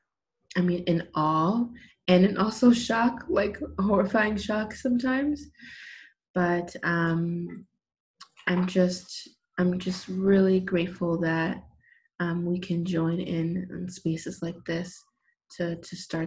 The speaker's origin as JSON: {"language": "English", "town": "Los Angeles", "region": "California", "country": "United States", "moved": "as an adult", "lives_now": "Jerusalem, Israel", "said": "I'm originally from Los Angeles, California. I've been living in Jerusalem, Israel for the past 6 years"}